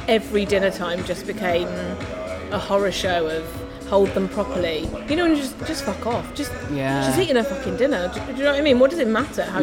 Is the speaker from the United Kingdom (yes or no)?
yes; Cambridge, East of England, United Kingdom; I grew up in Cambridge